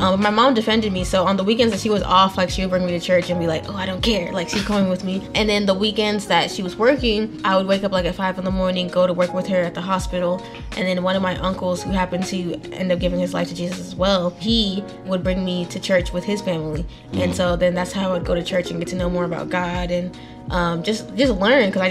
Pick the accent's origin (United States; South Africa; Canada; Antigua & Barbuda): United States; Texas; also born or lived in Nigeria; now in Atlanta, United States; I was actually born in Nigeria, and then we immigrated to the United States. I ended up growing up in Texas, and then I ended up in Atlanta.